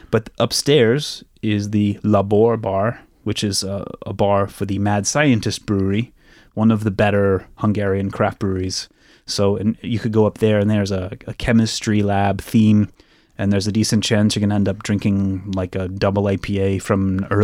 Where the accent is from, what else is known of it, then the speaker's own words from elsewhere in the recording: Missouri, United States; I'm from Missouri